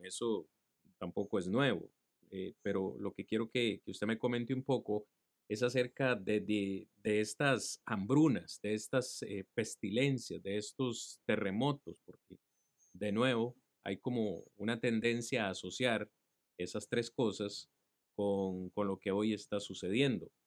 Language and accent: Spanish; Costa Rica; soy tico